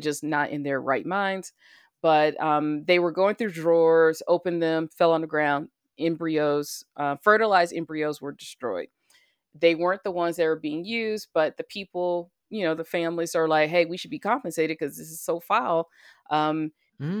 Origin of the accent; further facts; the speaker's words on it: Alabama, United States; the state of Alabama, my home state where I was born and raised